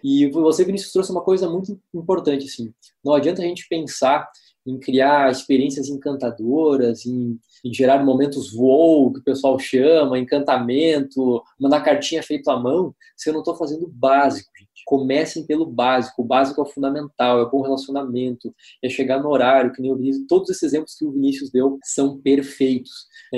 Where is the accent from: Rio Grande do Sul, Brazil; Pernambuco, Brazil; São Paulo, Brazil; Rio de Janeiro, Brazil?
Rio Grande do Sul, Brazil; Santa Rosa; eu sou de Santa Rosa